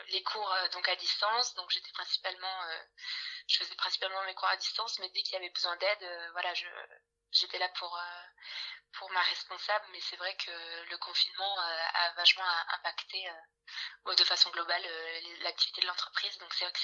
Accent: Bordeaux, Nouvelle-Aquitaine, France; j'ai 24 ans, je viens de Bordeaux et je suis actuellement alternante RH.

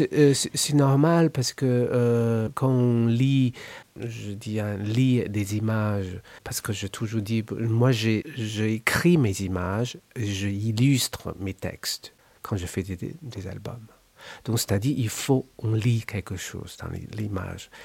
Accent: China; French is a second language; moved away as an adult; quand j'ai quitté la Chine.

